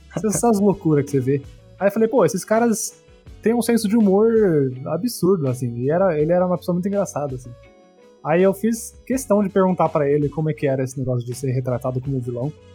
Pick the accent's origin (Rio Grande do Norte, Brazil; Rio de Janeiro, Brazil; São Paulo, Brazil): São Paulo, Brazil; Bauru; now in São Paulo, Brazil; eu sou de Bauru. Eu era de Bauru, eu morava no interior. E hoje eu moro em São Paulo.